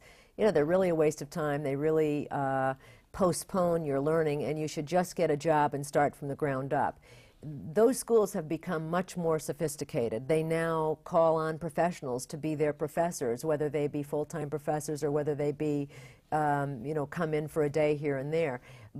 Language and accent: English; Bath, New York, United States; I grew up in upstate New York, Bath, New York.